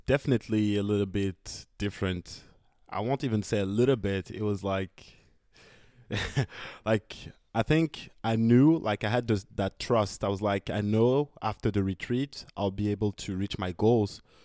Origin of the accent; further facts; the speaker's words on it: France; I'm from France